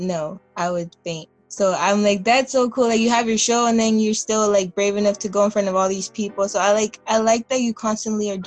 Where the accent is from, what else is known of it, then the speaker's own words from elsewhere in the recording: Wilmington, California, United States; now in Long Beach, United States; I grew up in Wilmington. I grew up in the projects. I lived there till I was 11.